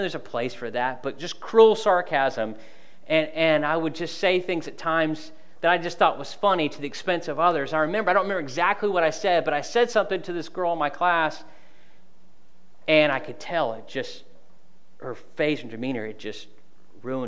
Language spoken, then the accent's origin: English; United States; I'm from Polk County